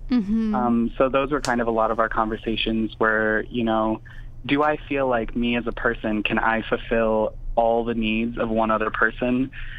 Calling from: Madison, Wisconsin, United States; I am in Madison, Wisconsin.

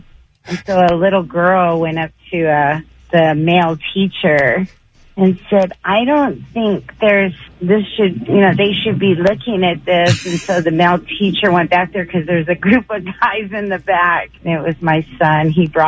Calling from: San Bernardino, California, United States; It's San Bernardino.

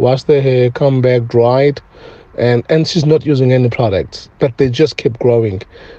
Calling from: Cape Town, Western Cape, South Africa; I'm calling from Cape Town.

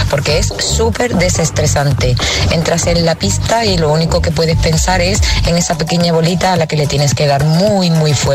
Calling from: Jerez, Andalusia, Spain; os llamo desde Jerez.

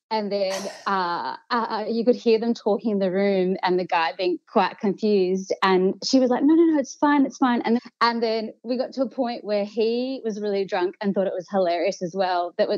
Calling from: Melbourne, Victoria, Australia; I'm calling from nice non-lockdown Melbourne.

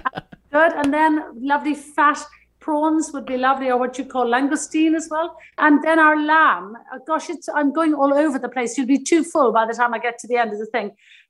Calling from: Ballymaloe, Munster, Ireland; I'm joining you from the south coast of Ireland, east of Cork City, in a place called Ballymaloe. We're right in the middle of a farm and we're very close to the sea.

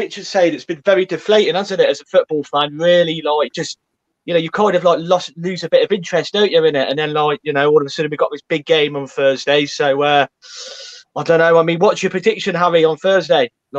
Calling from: Coventry, West Midlands, United Kingdom; So the West Midlands.

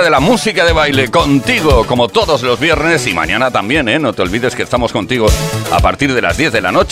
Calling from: Badajoz, Extremadura, Spain; de Badajoz, feliz año nuevo, perdón que se me olvidó decirlo en la otra ocasión

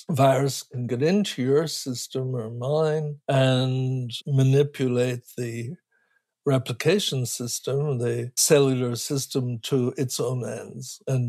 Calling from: California, United States; You can have an earthquake, and where I'm talking from California, that can have a bad enough circumstances, maybe several thousand people get killed.

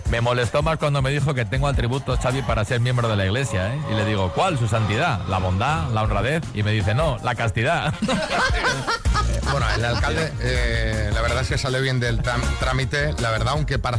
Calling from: Valencia, Valencian Community, Spain; Hola, buenos días, soy … de Valencia.

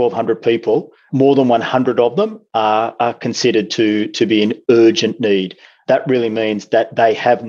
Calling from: Newcastle, New South Wales, Australia; I'm joining you from Newcastle, unsurprisingly, today. Newcastle is the second largest city in New South Wales.

